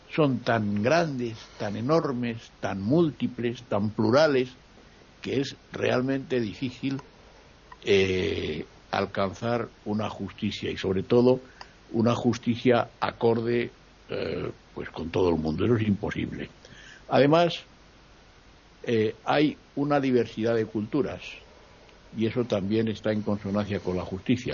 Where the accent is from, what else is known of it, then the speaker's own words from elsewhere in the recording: Spain; now in Madrid, Spain; en mi país, por ejemplo, en el Parlamento hay 20 partidos políticos